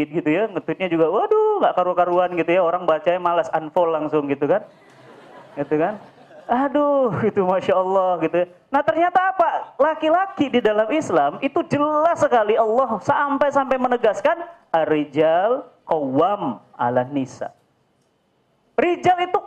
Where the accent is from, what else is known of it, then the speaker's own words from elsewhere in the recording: Medan, North Sumatra, Indonesia; Saya lahir dan besar di Medan, ya, bapak Sunda, ibu Jawa.